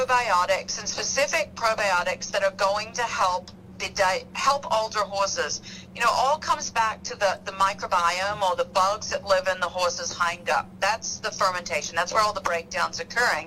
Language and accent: English; Australia; moved away; I grew up in Australia